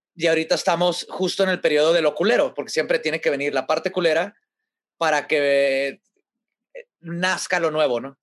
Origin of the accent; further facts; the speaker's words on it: Mexico; somos mexicanos. Como mexicanos